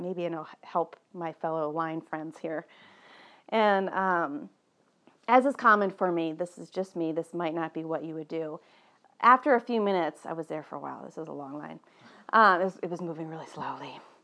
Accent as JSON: {"language": "English", "region": "East Coast", "country": "United States", "tie": "born or raised there", "moved": "yes", "said": "I was born on the East Coast and somehow that's still very much alive in me."}